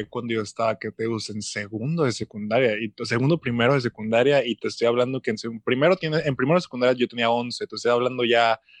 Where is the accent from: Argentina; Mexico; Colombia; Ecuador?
Mexico; Como cuando quieres imitar algo, como México, que somos copia directa de Estados Unidos, que siempre queremos copiar todos los tipos de formatos.